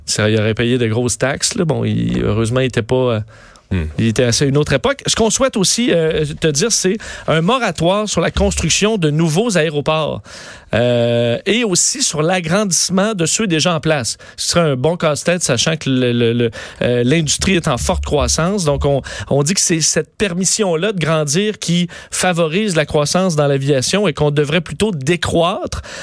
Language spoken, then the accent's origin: French; Quebec, Canada; chez nous au Québec